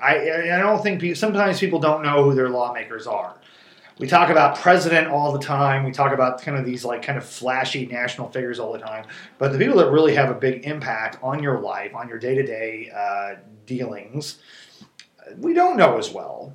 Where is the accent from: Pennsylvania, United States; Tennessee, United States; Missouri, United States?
Missouri, United States; Springfield; I'm from I'm from Springfield